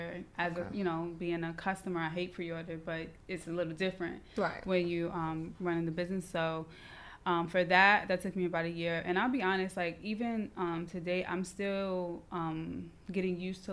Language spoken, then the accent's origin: English; New York City, New York, United States; also born or lived in Maryland; I'm from Brooklyn, born and raised. I'm actually from Bed-Stuy, so this area